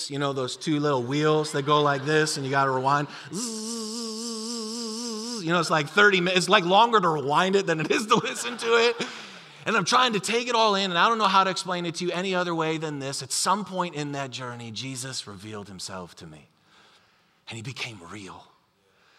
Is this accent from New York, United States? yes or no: yes; Buffalo, New York, United States; the church that I grew up in Buffalo, New York